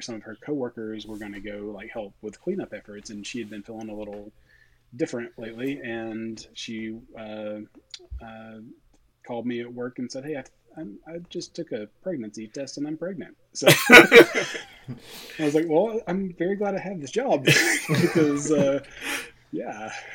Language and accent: English; East Tennessee, United States; moved away as an adult; also born or lived in Knoxville, Tennessee / Connecticut / Tampa, Florida; now in Nashville, United States; I grew up in East Tennessee